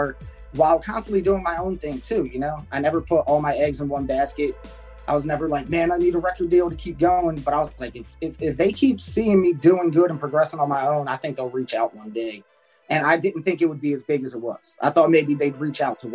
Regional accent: New Jersey, United States; I'm just a kid from New Jersey

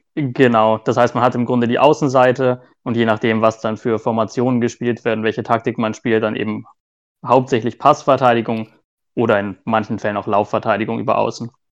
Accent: near Hanover, Lower Saxony, Germany; moved away as an adult; now in Nuremberg, Germany; Ich komme hier aus Nürnberg, beziehungsweise komme ich eigentlich aus der Nähe von Hannover, aber seitdem ich jetzt äh, studiert habe, wohne ich in der Nähe von Nürnberg

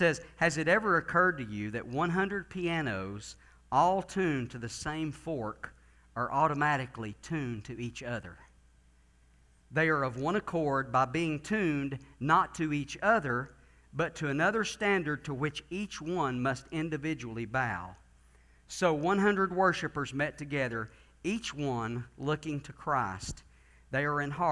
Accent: Gatlinburg, Tennessee, United States; my home church that I grew up in Gatlinburg

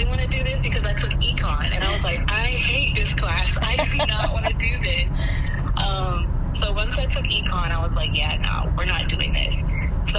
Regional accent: Woodbridge, Virginia, United States; I grew up in Woodbridge, Virginia

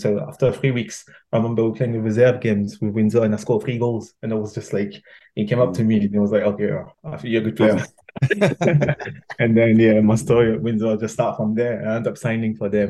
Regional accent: Paris, Île-de-France, France; English is a second language; moved away; also born or lived in England; growing up in Paris

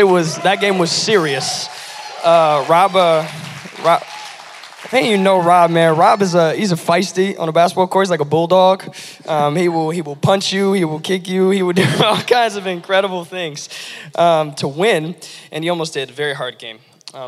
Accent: Lansing, Michigan, United States; the Lansing area. I was born and raised here

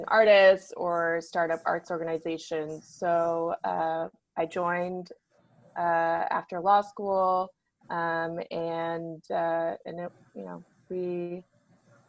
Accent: Chino Hills, California, United States; I grew up in Chino Hills, California

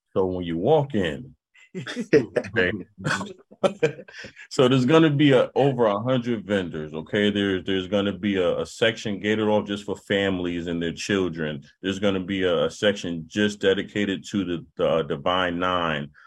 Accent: New Haven, Connecticut, United States; growing up in New Haven

